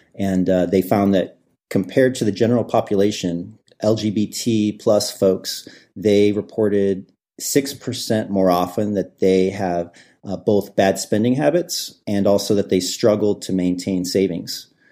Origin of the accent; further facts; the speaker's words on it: Midwest, United States; I grew up in the Midwest